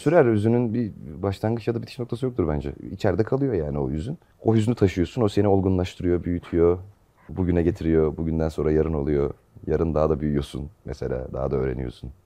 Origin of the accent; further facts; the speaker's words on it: Manisa, Turkey; moved away as an adult; now in Istanbul, Turkey; Manisa'da, Manisalıyım ben. 7 senedir İstanbul'dayım.